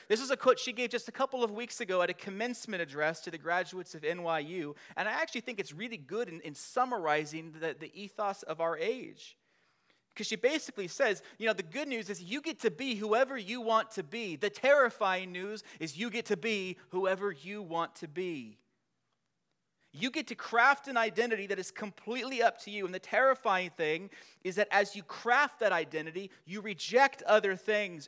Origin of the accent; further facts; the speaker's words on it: Long Beach, California, United States; I was born in Long Beach, California.